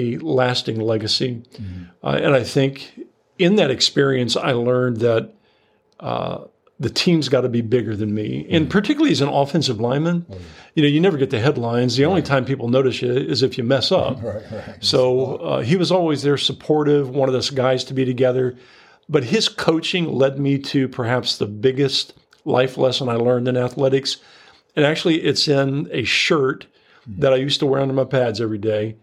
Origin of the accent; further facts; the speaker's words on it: Sidney, Ohio, United States; growing up in Ohio